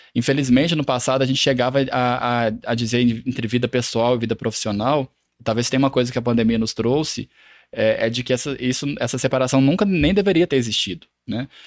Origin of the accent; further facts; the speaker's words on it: Lavras, Minas Gerais, Brazil; moved away as an adult; now in Belo Horizonte, Brazil; eu sou natural de Lavras, no sul de Minas